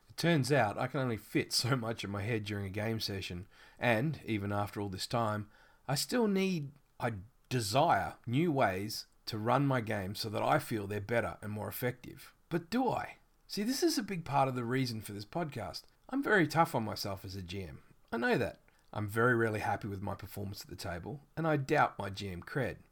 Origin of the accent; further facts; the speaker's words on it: Australia; accent: Australian; I live in Australia, which you've probably already guessed by my accent.